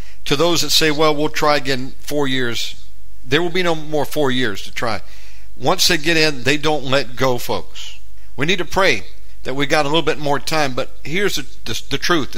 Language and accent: English; United States; now in Indonesia; I'm an American living in Indonesia